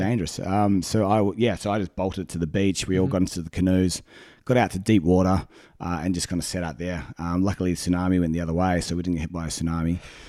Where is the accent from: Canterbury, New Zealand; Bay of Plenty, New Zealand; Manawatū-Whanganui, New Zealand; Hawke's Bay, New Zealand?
Hawke's Bay, New Zealand; Napier; moved away as an adult; my hometown, Napier, got flattened back in 1931.